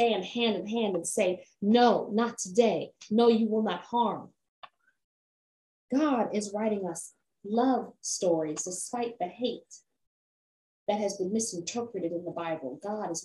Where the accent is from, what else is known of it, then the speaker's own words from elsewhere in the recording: Jamaica; as a Jamaican Black femme woman